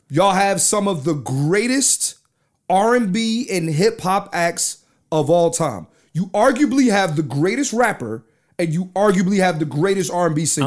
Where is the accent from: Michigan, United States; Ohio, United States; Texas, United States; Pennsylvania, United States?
Pennsylvania, United States; Philadelphia; I'm from Philly